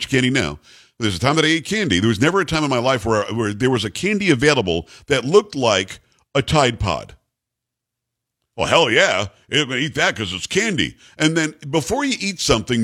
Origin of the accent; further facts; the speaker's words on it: Florida, United States; when I was growing up in Florida